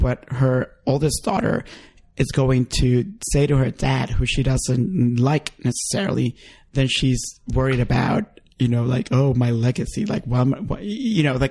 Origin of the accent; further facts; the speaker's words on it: Honduras; moved away; when I visited my home country and I went to Honduras